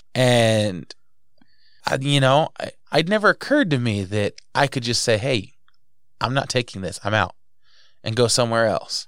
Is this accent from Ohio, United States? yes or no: no; New Jersey, United States; moved away; I was raised in New Jersey